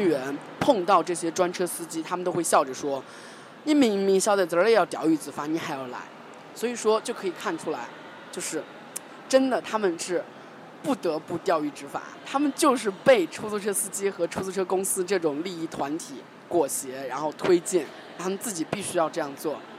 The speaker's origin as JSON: {"language": "Chinese", "country": "China", "said": "我们中国人"}